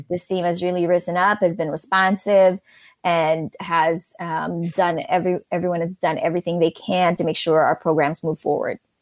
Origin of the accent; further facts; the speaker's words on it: Philippines; moved away as an adult; also born or lived in New York City; now in Pittsburgh, United States; I grew up in the Philippines and, um, moved to New York City after college